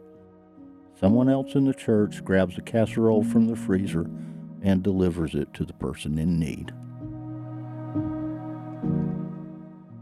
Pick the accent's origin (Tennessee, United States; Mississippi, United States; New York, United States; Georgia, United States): Georgia, United States; Ellijay; moved away; I was up in the Appalachian foothills in my hometown of Ellijay